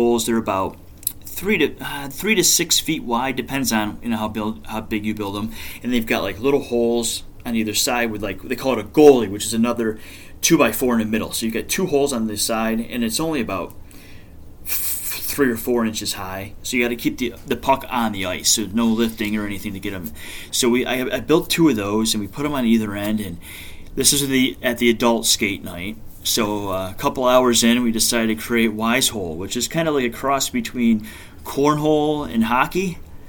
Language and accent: English; near Binghamton, Pennsylvania, United States; I grew up in Pennsylvania, just over the border from Binghamton